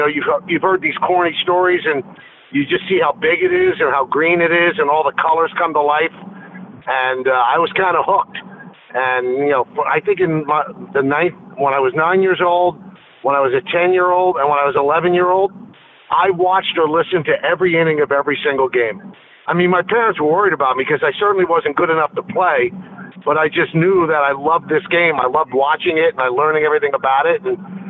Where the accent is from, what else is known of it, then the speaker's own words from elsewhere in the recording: New York City, New York, United States; Well, I grew up in the South Bronx, so there wasn't a lot of green grass